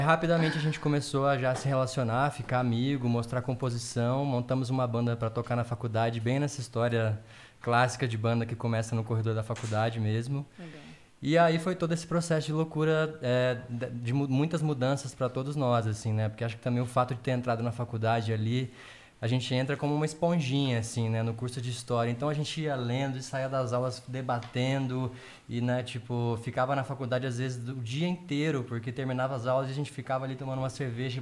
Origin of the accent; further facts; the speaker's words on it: south of Minas Gerais, Brazil; Eu sou do sul de Minas, venho de família evangélica, é, sempre toquei na igreja